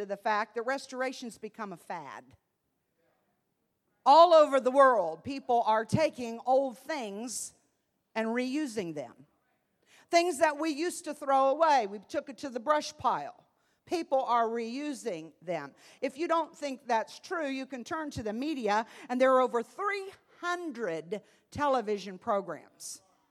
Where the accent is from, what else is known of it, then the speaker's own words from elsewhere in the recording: Columbus, Ohio, United States; moved away as an adult; now in Evansville, United States; being a city girl, I was raised in Columbus, Ohio